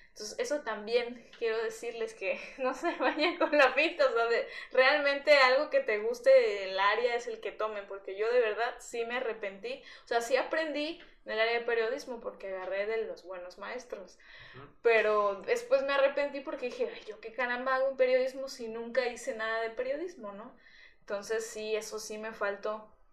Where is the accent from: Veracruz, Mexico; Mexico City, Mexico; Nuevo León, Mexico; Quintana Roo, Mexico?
Veracruz, Mexico; yo soy de aquí de Veracruz y pues nunca había vivido sola